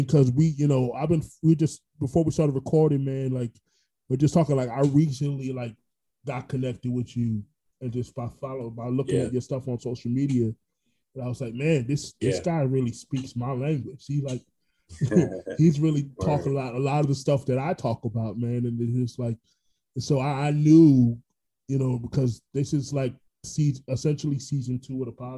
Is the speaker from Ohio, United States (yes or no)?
no; Orlando, Florida, United States; also born or lived in Brooklyn, New York; I was born in Brooklyn, but raised in Orlando.